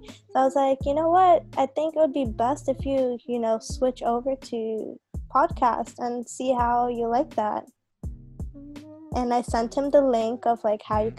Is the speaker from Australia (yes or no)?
no; Dar es Salaam, Tanzania; English is a second language; See, the thing with me is I was born and raised in Dar es Salaam, Tanzania.